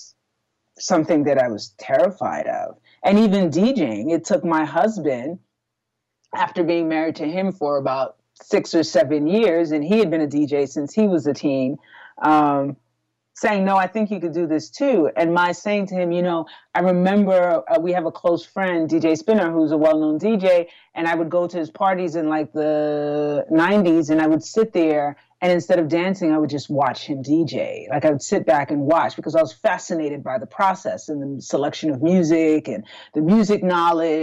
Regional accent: New York City, New York, United States; also born or lived in Haiti; So I am born in Brooklyn, New York, and then partially raised from an immigrant family. My family's from Haiti.

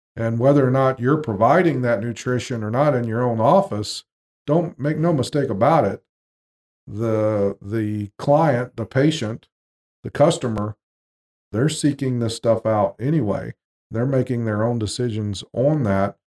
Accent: Jacksonville, Florida, United States; moved away; we moved back to Jacksonville, Florida, my hometown

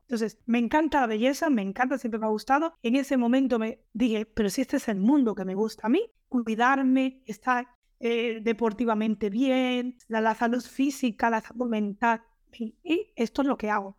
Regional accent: Cuba; moved away as an adult; now in Reus, Spain; nos casamos en el 99 y hasta el 2001 no salí de Cuba

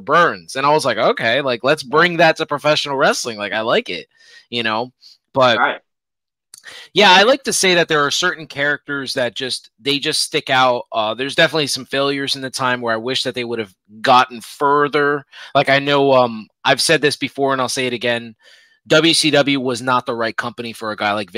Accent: Puerto Rico; now in United States; I grew up where I grew up in Puerto Rico

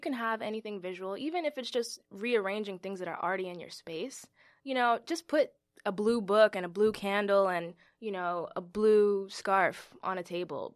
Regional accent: New York City, New York, United States; I am a New York native, Bronx born and raised

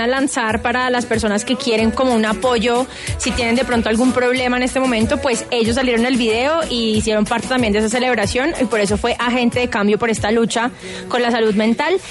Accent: Bogotá, Colombia; uno como bogotano

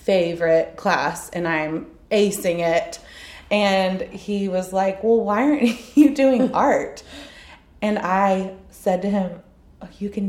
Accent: Houston, Texas, United States; I'm from Houston, and I went to TCU as a studio art major

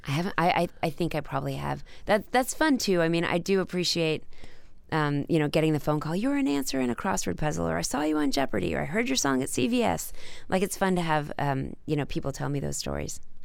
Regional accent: Dallas, Texas, United States; growing up in Dallas

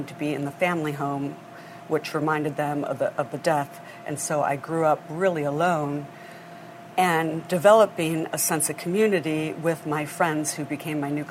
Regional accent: Grosse Pointe Farms, Michigan, United States; moved away; also born or lived in Hong Kong; I grew up in Grosse Pointe Farms, Michigan

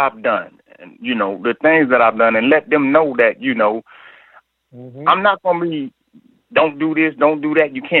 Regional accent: North Carolina, United States; also born or lived in New Rochelle, New York; I was born in New Rochelle, New York, but I was raised in North Carolina.

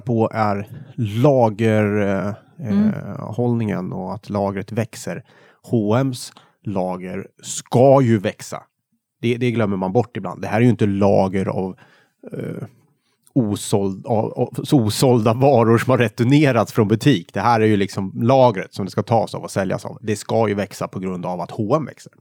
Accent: Värmland, Sweden; now in Stockholm, Sweden; hemma i Värmland

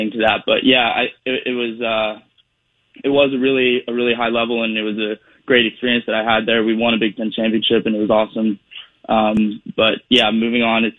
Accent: Pittsburgh, Pennsylvania, United States; I landed here in Pittsburgh. You know, to be able to do it in my hometown

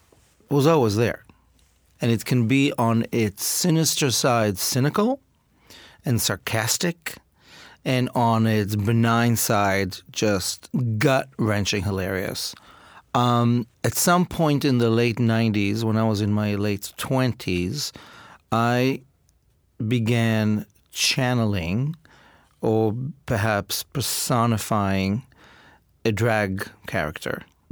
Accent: Israel; My father was a Holocaust survivor, and I grew up in Israel in a situation of great privilege.

